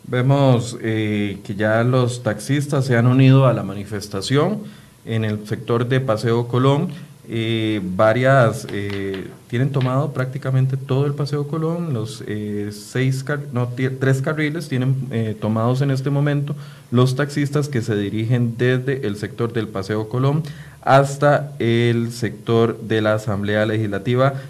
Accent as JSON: {"language": "Spanish", "country": "Costa Rica", "said": "todos somos costarricenses"}